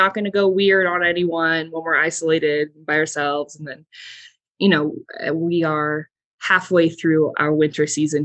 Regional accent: Southern California, United States; moved away as an adult; I'm from Southern California

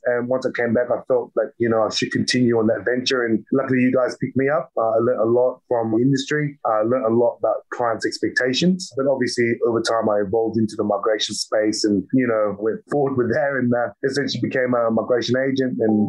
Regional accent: Australia; I'm Australian born Vietnamese

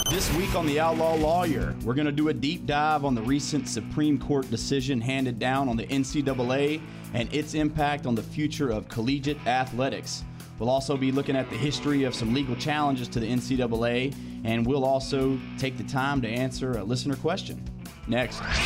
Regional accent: Clayton, North Carolina, United States; grew up in Clayton, born and raised, live in Clayton now.

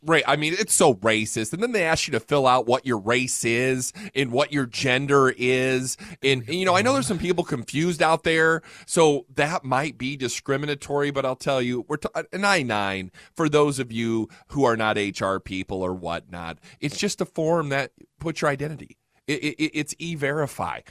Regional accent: Fort Wayne, Indiana, United States; moved away as an adult; now in Fort Worth, United States; I'm originally from Fort Wayne, Indiana

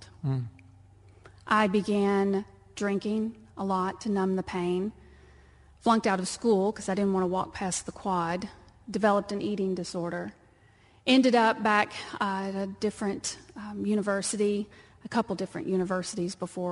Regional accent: Texas, United States; born or raised there; accent: twang; moved away

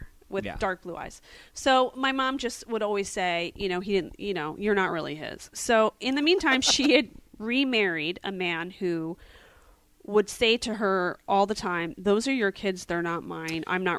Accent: West Chester, Pennsylvania, United States; also born or lived in Phoenixville, Pennsylvania; So I'm from Philadelphia, Pennsylvania suburbs, a town called Westchester. I was Born in Phoenixville, raised in Westchester.

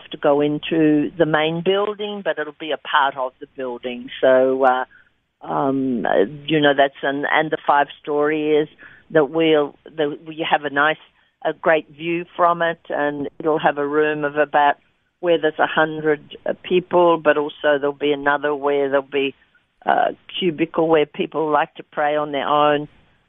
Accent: Albury, New South Wales, Australia; moved away; in Albury, in my hometown

